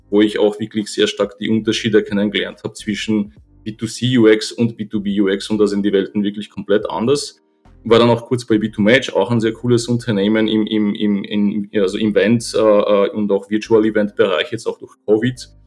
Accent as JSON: {"language": "German", "country": "Poland", "second_language": "German", "moved": "yes", "lives_now": "Vienna, Austria", "said": "Ich bin gebürtiger Pole, lebe seit äh, ja, schon über 25 Jahren in Österreich. Bin damals mit meiner Familie hergekommen"}